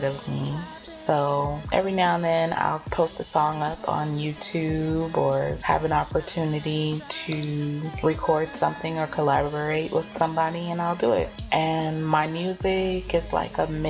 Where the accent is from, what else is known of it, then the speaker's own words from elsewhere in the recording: Oakland, California, United States; now in Atlanta, United States; I'm originally from California, Oakland, California